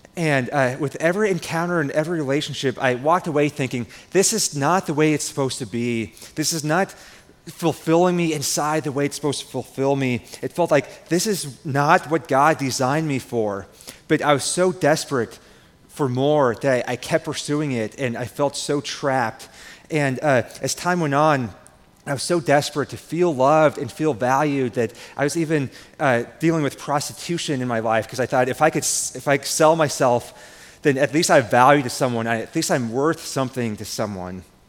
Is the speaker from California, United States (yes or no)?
no; Nebraska, United States; I'm from Nebraska. I grew up on a farm. And growing up on a farm here in Nebraska